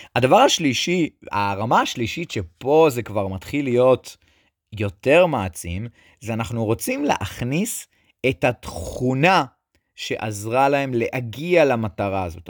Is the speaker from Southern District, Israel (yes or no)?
no; Netanya, Central District, Israel; אני גדלתי בנתניה